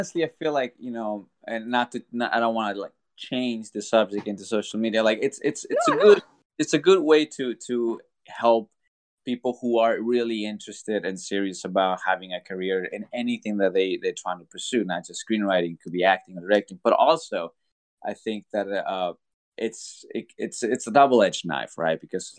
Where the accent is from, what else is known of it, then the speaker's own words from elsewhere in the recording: Mexico; born there; moved away; because, you know, like I said, I was born in Mexico, was a lot of tackle.